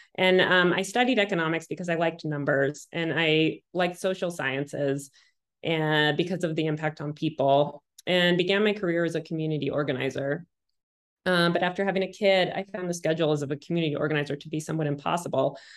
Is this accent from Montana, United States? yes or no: yes; Montana, United States; growing up in Montana and and and not a wealthy person